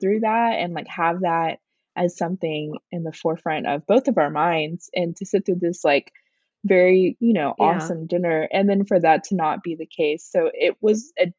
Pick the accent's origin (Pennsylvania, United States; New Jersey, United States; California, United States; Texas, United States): Texas, United States; Houston; now in Austin, United States; growing up in Houston